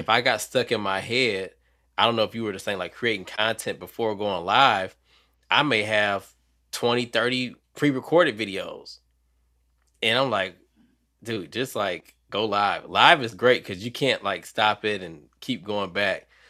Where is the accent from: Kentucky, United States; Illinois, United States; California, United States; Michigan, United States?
Michigan, United States; Detroit; now in North Carolina, United States; I'm from Detroit, even though I'm in North Carolina now